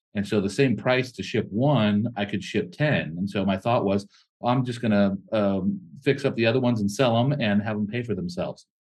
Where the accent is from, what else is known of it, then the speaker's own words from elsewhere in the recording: California, United States; we're from California